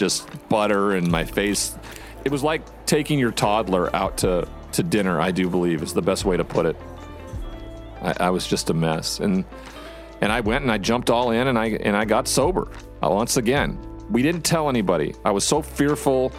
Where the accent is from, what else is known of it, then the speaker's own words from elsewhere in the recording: Montana, United States; my home state of Montana